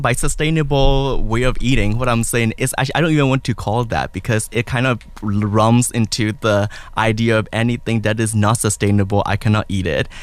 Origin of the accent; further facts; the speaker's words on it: Myanmar; moved away; I'm original from Burma